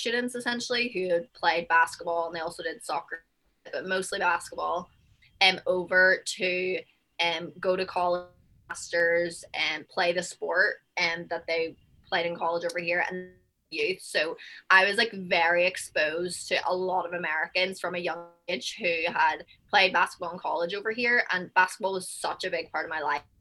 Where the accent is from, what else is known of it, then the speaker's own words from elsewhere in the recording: Belfast, Northern Ireland, United Kingdom; moved away as an adult; also born or lived in New Jersey / New York; now in Houston, United States; I'm from Belfast, Northern Ireland, and I've played basketball since forever. And my parents were my coaches.